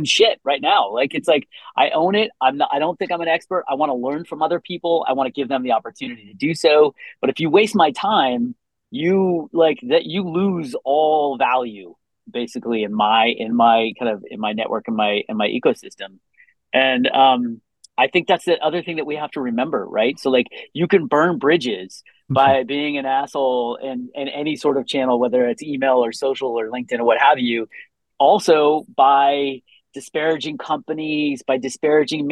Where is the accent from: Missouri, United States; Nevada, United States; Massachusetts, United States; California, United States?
California, United States; Palo Alto; I grew up in Palo Alto and I've lived all over the place.